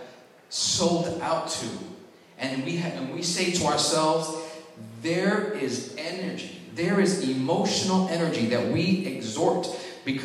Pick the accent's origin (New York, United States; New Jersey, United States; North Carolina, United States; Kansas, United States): New York, United States; moved away; I was from New York, so I had a little swag on me